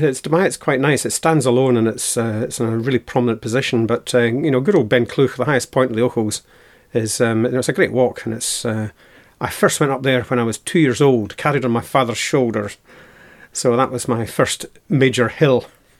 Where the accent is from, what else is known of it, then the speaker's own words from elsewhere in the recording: Stirling, Scotland, United Kingdom; I'm originally from the Stirling area. Moved around a bit, been to various places.